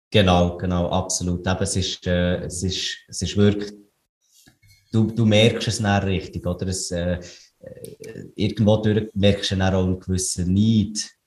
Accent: Switzerland; wir, wir sind Schweizer

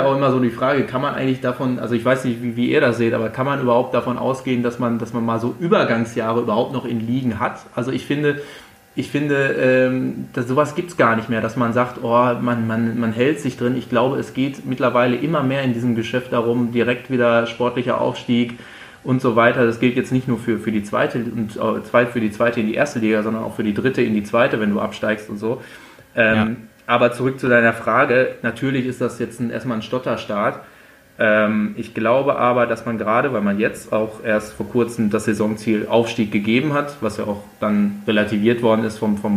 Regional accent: North Rhine-Westphalia, Germany; Dadurch, dass ich eigentlich gebürtig aus dem Sauerland komme, gibt es bei uns eigentlich da in der Heimat nur zwei Optionen, das ist entweder schwarz-gelb oder blau-weiß.

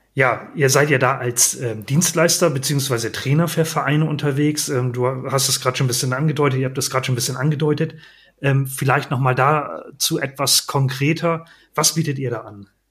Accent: Northern Germany, Germany; bei uns in Norddeutschland, wo ich ja herkomme

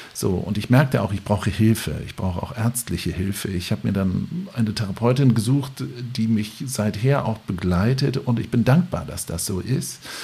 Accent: Lübeck, Schleswig-Holstein, Germany; ich bin Lübecker

